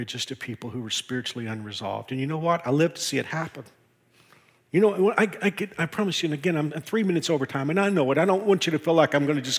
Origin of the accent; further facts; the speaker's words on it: Texas, United States; moved away as an adult; also born or lived in Houston, Texas; now in Kansas, United States; I grew up in Texas